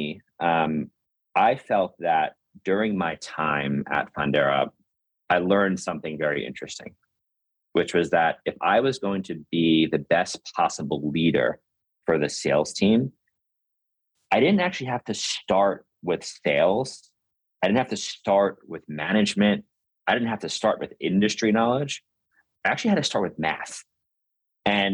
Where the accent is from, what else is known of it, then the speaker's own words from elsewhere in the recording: New York City, New York, United States; I'm originally from New York. I grew up in Brooklyn before Brooklyn became cool